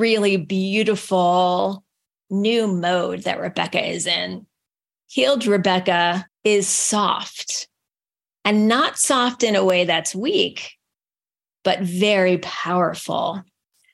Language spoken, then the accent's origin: English; United States; I'm an American